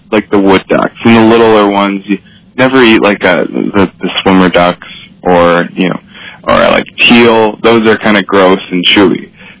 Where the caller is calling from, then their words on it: Cambridge, Massachusetts, United States; Oh, I'm in Cambridge, Massachusetts.